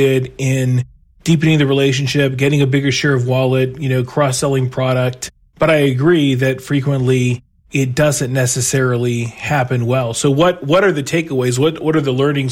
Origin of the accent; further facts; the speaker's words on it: Texas, United States; moved away; also born or lived in Chicago; I grew up in Texas